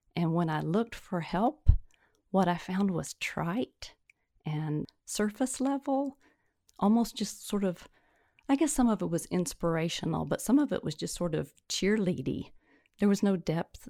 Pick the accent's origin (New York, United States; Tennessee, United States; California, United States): Tennessee, United States; also born or lived in Mississippi / Alabama / Virginia / Michigan; now in North Carolina, United States; born and reared in Tennessee and have l, lived in Tennessee, Mississippi, Alabama, Virginia, Michigan, and finally North Carolina.